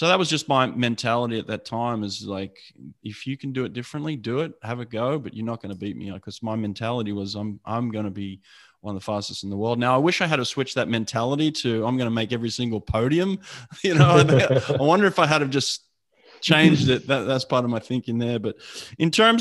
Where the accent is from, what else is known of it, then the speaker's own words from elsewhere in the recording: Sydney, New South Wales, Australia; I grew up in Sydney